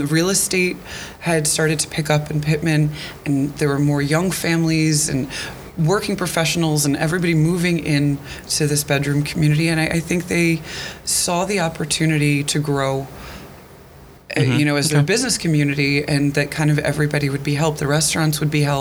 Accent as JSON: {"language": "English", "area": "Bucks County", "region": "Pennsylvania", "country": "United States", "tie": "born or raised there", "moved": "yes", "lives_now": "Pitman, United States", "said": "I grew up in Bucks County"}